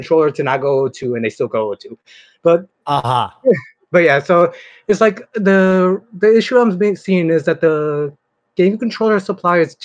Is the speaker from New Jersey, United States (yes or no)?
no; Northern California, United States; I'm from NorCal.